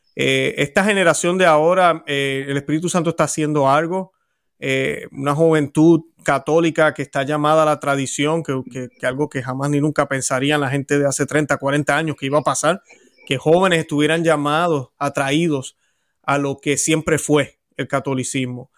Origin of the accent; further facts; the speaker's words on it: Puerto Rico; los que hemos nacido en países católicos, yo que soy de Puerto Rico